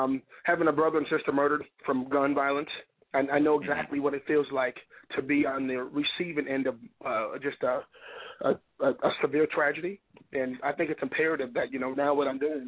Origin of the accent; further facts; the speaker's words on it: Duluth, Minnesota, United States; I'm from Duluth, Minnesota, so I did play hockey, too